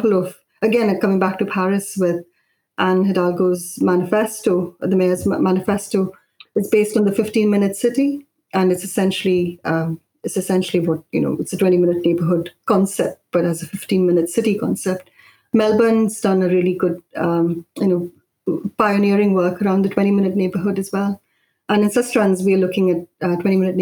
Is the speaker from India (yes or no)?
yes; Mumbai, Maharashtra, India; also born or lived in Indonesia / Kerala; now in United Kingdom; I grew up in Bombay